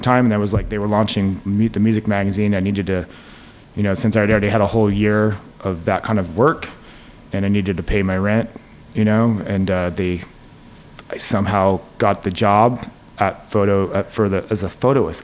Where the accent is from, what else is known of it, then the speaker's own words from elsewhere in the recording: Salt Lake City, Utah, United States; moved away as an adult; now in New York City, United States; I grew up in Salt Lake City, Utah. Uh, to two New York City um, parents, and we moved out to Utah in like the early '80s because of my dad's job